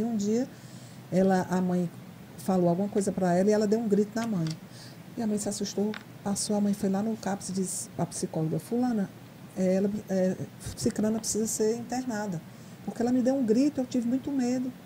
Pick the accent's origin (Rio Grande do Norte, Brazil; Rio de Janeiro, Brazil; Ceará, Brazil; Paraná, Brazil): Ceará, Brazil; Fortaleza; moved away as an adult; now in Mossoró, Brazil; eu sou cearense de Fortaleza, estou em Mossoró há 14 anos